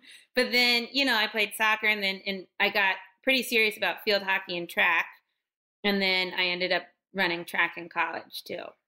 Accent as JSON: {"language": "English", "town": "Hershey", "region": "Pennsylvania", "country": "United States", "accent": "midwestern", "said": "I'm from actually from Hershey, Pennsylvania."}